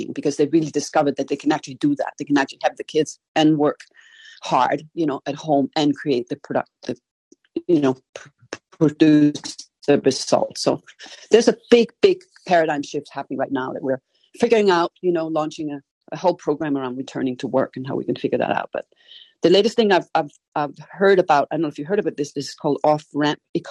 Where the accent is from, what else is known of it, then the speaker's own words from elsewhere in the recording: Copenhagen, Capital Region of Denmark, Denmark; English is a second language; moved away; also born or lived in Canada; I'm Danish, right? So I was brought up in Copenhagen